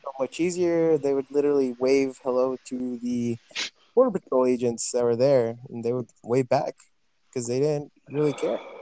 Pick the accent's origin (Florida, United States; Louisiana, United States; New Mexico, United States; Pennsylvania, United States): New Mexico, United States; Farmington; also born or lived in El Paso, Texas; now in Las Cruces, United States; I am from El Paso, Texas. I was born in El Paso, raised in Farmington, New Mexico, and came down to Las Cruces to go to college